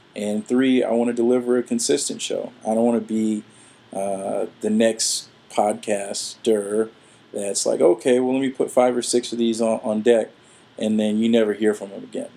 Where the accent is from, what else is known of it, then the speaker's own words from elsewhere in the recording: Atlanta, Georgia, United States; now in Florida, United States; I'm originally from Atlanta, uh, and I've been here for some time